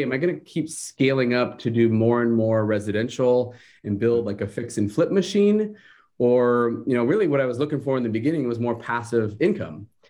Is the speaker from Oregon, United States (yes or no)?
no; Seattle, Washington, United States; moved away as an adult; now in Huntington Beach, United States; I'm originally from Seattle, so kinda got my start in the business up there